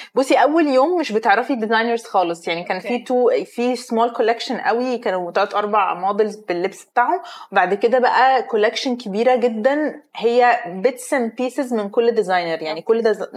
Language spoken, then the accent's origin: Arabic; Egypt; انا كمصريه